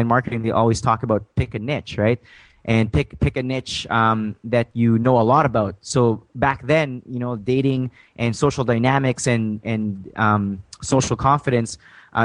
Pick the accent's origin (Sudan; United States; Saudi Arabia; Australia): Saudi Arabia; English is a second language; also born or lived in Philippines / Calgary, Alberta, Canada; now in Canada; I was born in a small farm back in the Philippines, but I was raised in Saudi Arabia.